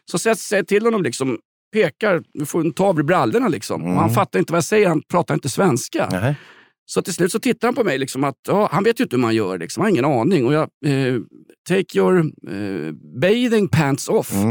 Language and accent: Swedish; Sweden; Jag är ju svensk, jag blir tokig om folk inte följer regler eller står i rätt kö till Systembolaget